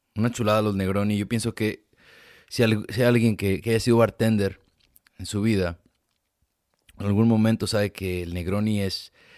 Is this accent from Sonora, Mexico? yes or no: no; Ameca, Jalisco, Mexico; now in United States; yo soy de Jalisco y la mayoría me imagino que son de mi pueblo y así que toda la gente de mi Ameca